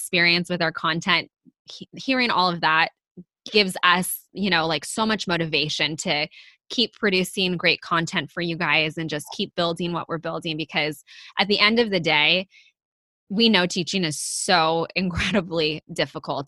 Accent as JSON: {"language": "English", "region": "Northern California", "country": "United States", "said": "I'm from Northern California"}